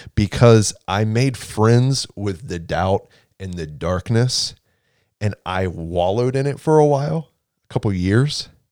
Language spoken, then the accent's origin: English; Houston, Texas, United States; also born or lived in Waco, Texas; I'm from Houston, born and raised in Houston